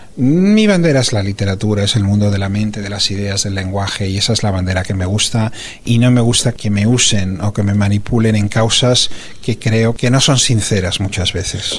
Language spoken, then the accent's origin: Spanish; Barcelona, Catalonia, Spain; moved away as an adult; also born or lived in California, United States; la ciudad de Barcelona, que es donde yo nací, donde yo me crié y donde son mis raíces